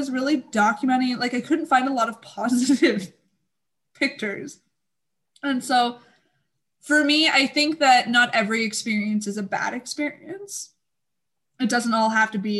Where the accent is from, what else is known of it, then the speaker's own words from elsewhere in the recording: Canada; I'm Canadian